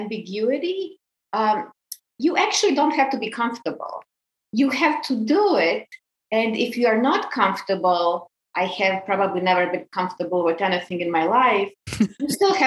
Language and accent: English; Croatia; moved away; I grew up in Croatia on a small island in the Adriatic.